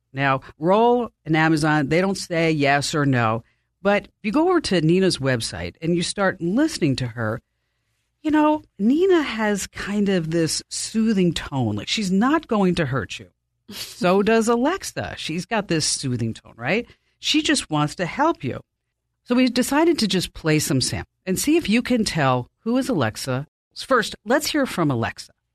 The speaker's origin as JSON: {"language": "English", "region": "New Jersey", "country": "United States", "said": "I'm from New Jersey"}